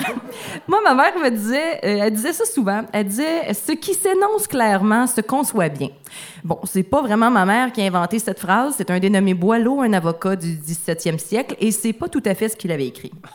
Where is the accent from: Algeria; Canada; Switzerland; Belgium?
Canada; Rouyn-Noranda, Quebec; dans, la ville où j'ai grandi, à Rwanda, il y avait un café littéraire par mois